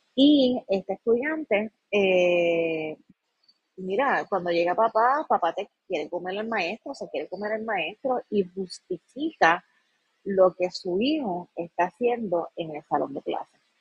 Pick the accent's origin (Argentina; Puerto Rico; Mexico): Puerto Rico; como pueblo puertorriqueño nosotros